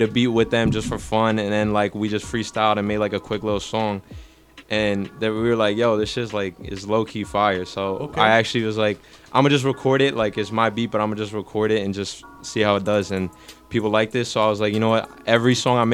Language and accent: English; Long Island, New York, United States; I'm Italian-Armenian. I'm from Long Island.